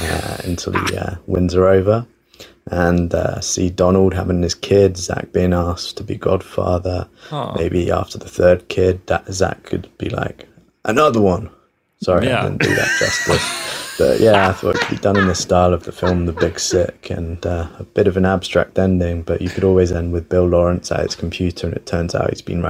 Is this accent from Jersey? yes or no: yes; Jersey; I'm from Jersey, the little island near France.